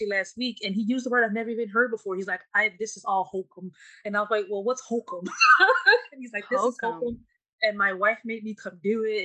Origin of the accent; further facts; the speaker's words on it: Louisiana, United States; I'm from Louisiana